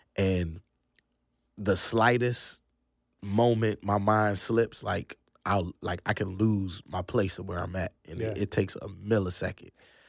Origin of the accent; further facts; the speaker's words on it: Virginia, United States; now in North Carolina, United States; Nah, actually that's in Virginia. I'm from Northern Virginia originally.